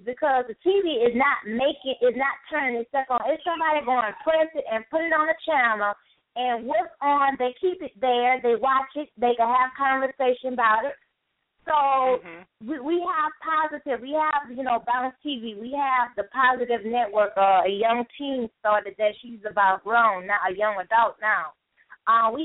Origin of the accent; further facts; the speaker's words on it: Louisiana, United States; now in East Coast, United States; I'm here on the East Coast, but I'm originally from Louisiana